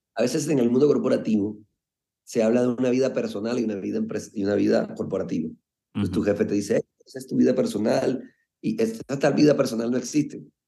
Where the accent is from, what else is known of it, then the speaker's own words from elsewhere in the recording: Colombia; desde muy, muy pelado, decimos en Colombia